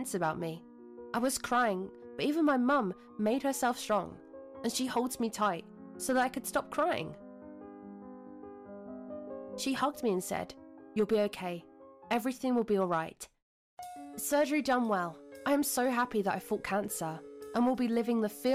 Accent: Germany; I'm from Germany

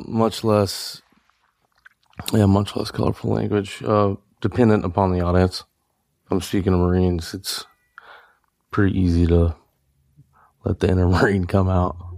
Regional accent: Louisiana, United States; I grew up in Louisiana

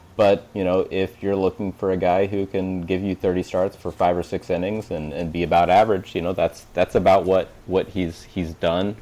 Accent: Des Moines, Iowa, United States; moved away as an adult; now in Chicago, United States; I went to uh, undergrad at Drake, which is in Des Moines, where I grew up

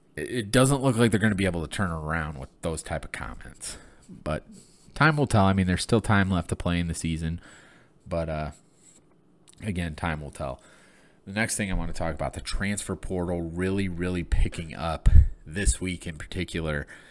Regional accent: Flint, Michigan, United States; born and raised in Flint, Michigan

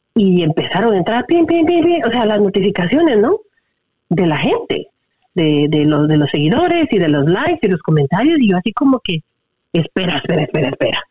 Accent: Guatemala; first language Spanish; now in United States; yo obvio nací en Guatemala, mi primer lenguaje es español

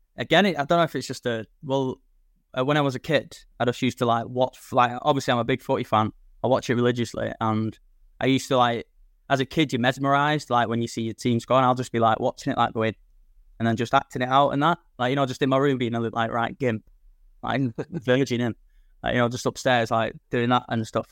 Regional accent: Manchester, North West England, United Kingdom; moved away as an adult; now in Blackpool, United Kingdom; I'm originally from Manchester

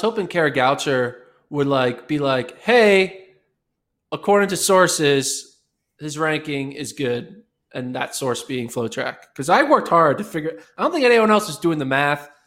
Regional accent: United States; being American

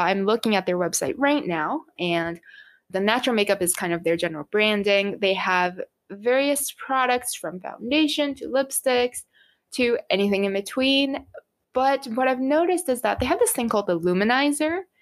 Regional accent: Japan; moved away; I come from Japan

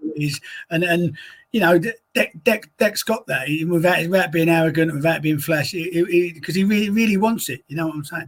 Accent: London, United Kingdom; my hometown of woolwich

